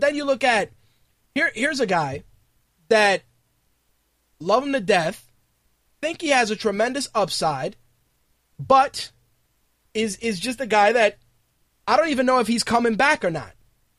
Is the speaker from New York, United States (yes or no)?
yes; New York City, New York, United States; when I grew up in the Bronx, from 1987 till 1992